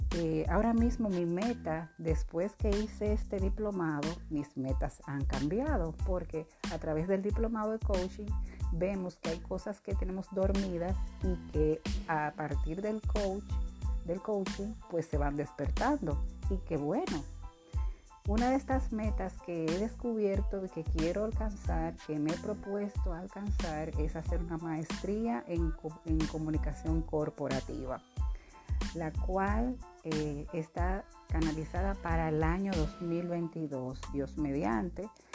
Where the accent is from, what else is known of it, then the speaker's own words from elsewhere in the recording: Dominican Republic; sirviendo a mi país